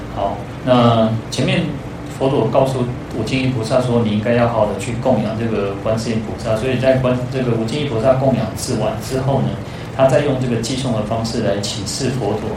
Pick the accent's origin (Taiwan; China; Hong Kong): Taiwan; 我们台湾人